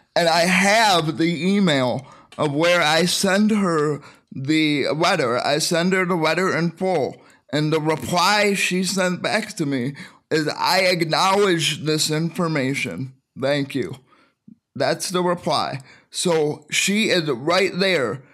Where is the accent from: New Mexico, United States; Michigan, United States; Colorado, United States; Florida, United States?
Michigan, United States; I'm from Michigan